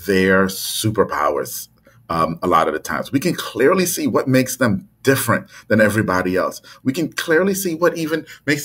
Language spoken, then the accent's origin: English; Trinidad & Tobago; I was born and raised in Trinidad and Tobago in the Caribbean